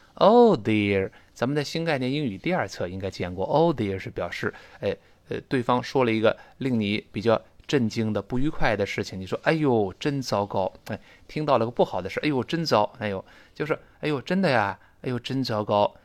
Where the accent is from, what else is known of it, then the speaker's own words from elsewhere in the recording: China; 我们中国人说话也是这个语气嘛